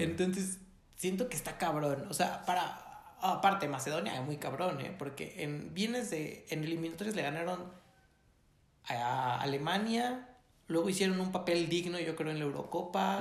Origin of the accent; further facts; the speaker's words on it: Mexico; ¿por qué nací en México?